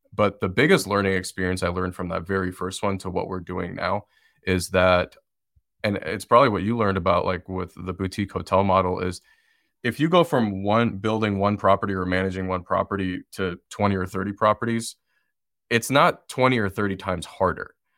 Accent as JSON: {"language": "English", "town": "Detroit", "region": "Michigan", "country": "United States", "tie": "born or raised there", "moved": "as an adult", "lives_now": "Asheville, United States", "said": "I'm originally from Detroit, Michigan, but I wasn't really open to going back to where I grew up"}